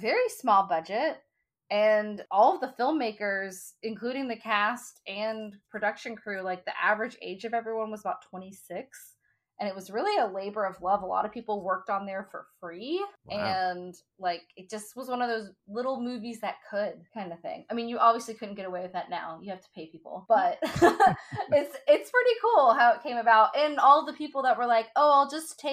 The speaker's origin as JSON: {"language": "English", "region": "the Bible Belt", "country": "United States", "tie": "born or raised there", "said": "growing up in the Bible Belt"}